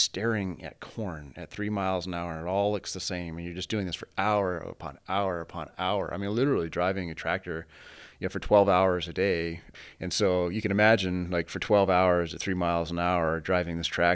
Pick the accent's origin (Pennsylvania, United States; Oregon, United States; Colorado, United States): Colorado, United States; Fort Morgan; moved away; also born or lived in Stanford, California; So I was raised in Fort Morgan, Colorado, on a very large family farm.